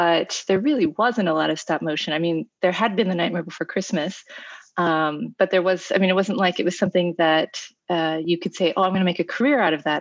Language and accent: English; Kansas City, United States; moved away as an adult; also born or lived in New York; I grew up in Kansas City, and I went to college at NYU Film School